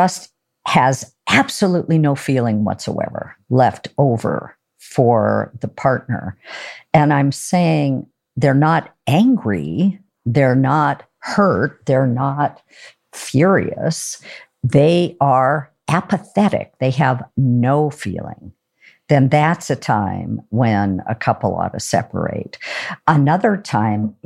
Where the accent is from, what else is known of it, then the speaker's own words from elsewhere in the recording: Oregon, United States; I'm from Oregon